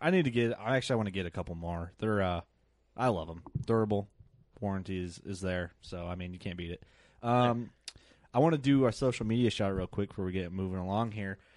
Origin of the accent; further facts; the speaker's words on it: Illinois, United States; we're all from Illinois in here